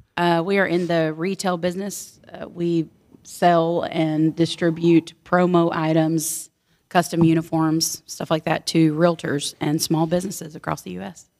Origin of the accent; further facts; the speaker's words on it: Houston, Texas, United States; now in Bellville, United States; I was born and raised in Houston, Texas, and now I live in Belleville, Texas, on a farm